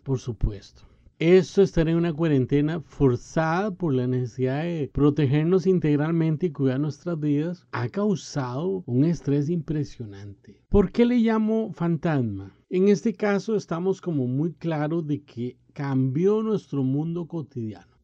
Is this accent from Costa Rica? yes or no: yes; Costa Rica; En mi país, Costa Rica